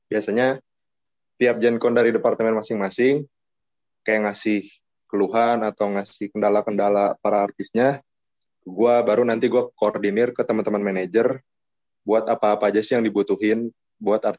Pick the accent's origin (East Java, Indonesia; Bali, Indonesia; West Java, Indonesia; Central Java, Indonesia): West Java, Indonesia; Bogor; Gue dari kota Bogor.